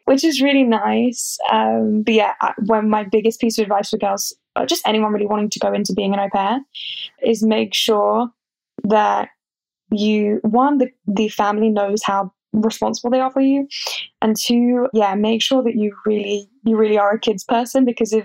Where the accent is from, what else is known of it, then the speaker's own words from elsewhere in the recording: England, United Kingdom; they just know sometimes that I'm English. I don't know how they know.